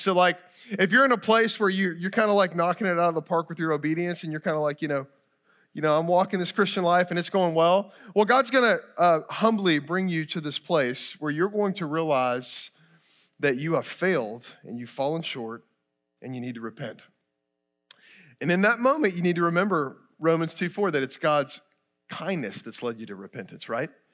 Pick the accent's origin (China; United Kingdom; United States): United States; Kentucky; moved away; I grew up in Kentucky, I bleed blue, go Cats